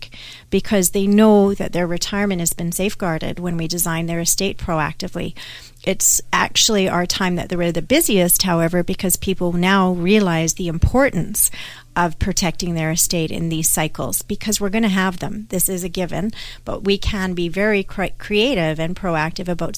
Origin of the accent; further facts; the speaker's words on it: Canada; I'm Canadian